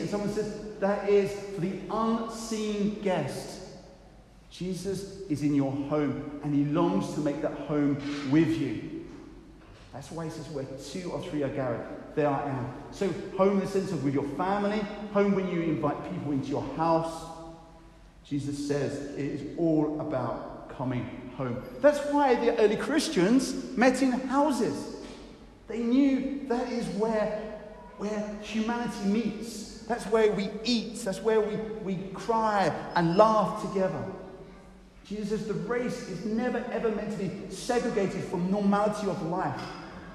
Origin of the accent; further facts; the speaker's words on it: United Kingdom; we're too British